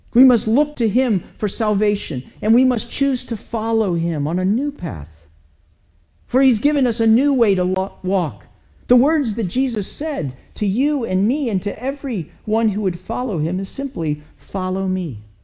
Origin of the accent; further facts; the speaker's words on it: United States; as an American